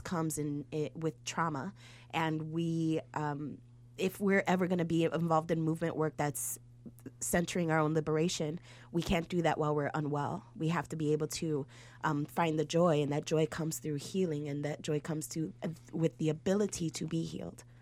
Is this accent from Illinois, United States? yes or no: yes; Chicago, Illinois, United States; I'm from Humble Park